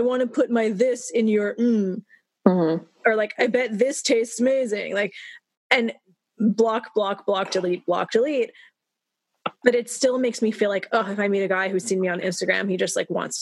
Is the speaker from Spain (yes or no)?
no; Canada; I grew up in Canada in a liberal country